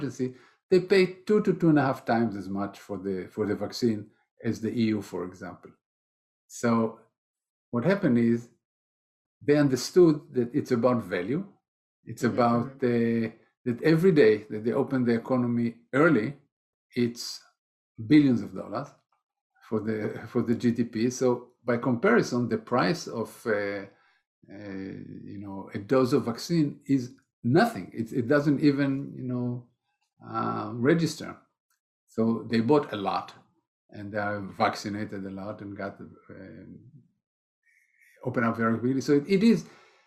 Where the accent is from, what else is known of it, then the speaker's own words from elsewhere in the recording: Israel; moved away; I'm originally from Israel